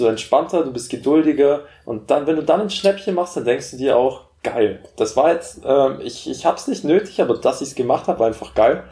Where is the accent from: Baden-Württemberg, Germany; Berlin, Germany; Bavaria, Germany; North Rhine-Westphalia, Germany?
Bavaria, Germany; Memmingen; dass wir bei uns in Memmingen auch einen Flughafen haben